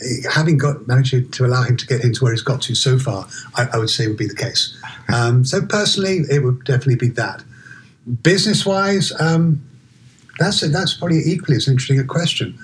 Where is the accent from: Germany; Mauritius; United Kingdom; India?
United Kingdom; London; moved away as an adult; also born or lived in Oxford; now in Seattle, United States; I'm originally from London, born and raised in London